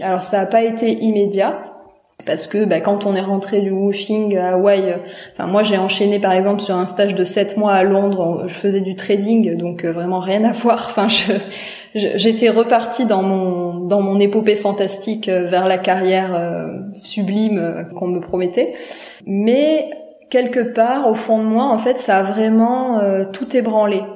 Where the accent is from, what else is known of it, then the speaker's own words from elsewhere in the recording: a small village in the Landes, near Dax, Nouvelle-Aquitaine, France; j'ai grandi dans un petit village des Landes, pas loin de Dax.